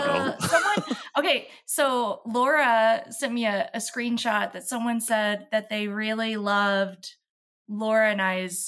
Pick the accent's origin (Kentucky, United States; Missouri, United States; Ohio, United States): Kentucky, United States; Louisville; I am from Louisville, Kentucky, and that is where I reside.